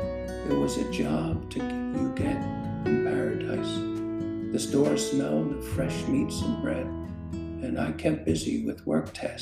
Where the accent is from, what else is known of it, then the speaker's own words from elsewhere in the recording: Philadelphia, Pennsylvania, United States; growing up in Northeast Philadelphia in the 60s.